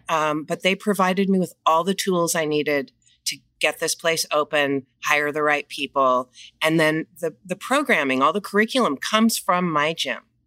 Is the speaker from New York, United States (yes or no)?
no; Los Angeles, California, United States; moved away as an adult; also born or lived in Coachella Valley; I'm born and raised in Los Angeles